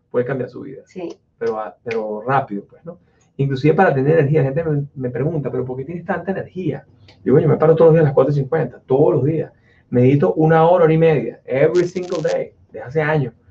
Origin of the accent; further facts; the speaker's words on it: Italy; Spanish is a second language; No, es que yo soy italiano y no puedo.